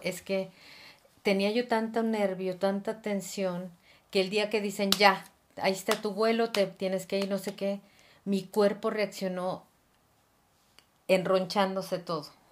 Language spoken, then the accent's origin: Spanish; Mexico City, Mexico; moved away as an adult; now in Gloucester, United Kingdom; soy de la ciudad, nací en la Ciudad de México